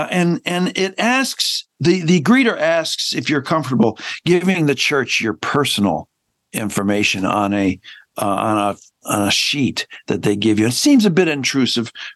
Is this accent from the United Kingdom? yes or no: no; Hamilton, Ontario, Canada; moved away; also born or lived in Chicago; My parents moved from Owen Sound, Ontario, 2 months before I was born, to Chicago. And then they moved back to Hamilton, Ontario